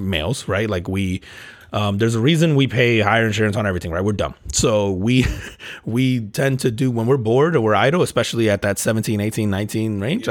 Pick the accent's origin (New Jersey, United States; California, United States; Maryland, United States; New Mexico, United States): New Jersey, United States; Newark; also born or lived in Elizabeth, New Jersey; I grew up in Newark, New Jersey, man, and Elizabeth